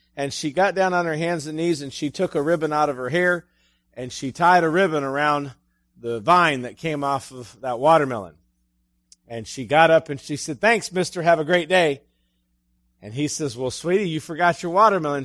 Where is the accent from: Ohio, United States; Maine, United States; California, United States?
Ohio, United States; Ashtabula; moved away; also born or lived in Ecru, Mississippi; I'm from Ashtabula